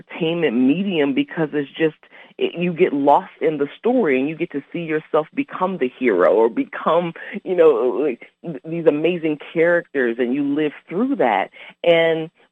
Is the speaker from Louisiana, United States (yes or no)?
yes; New Orleans, Louisiana, United States; I'm originally from New Orleans, Louisiana.